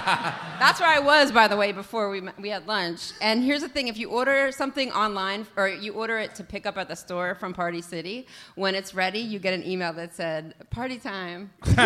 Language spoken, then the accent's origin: English; Chicago, Illinois, United States; moved away; we are from Chicago.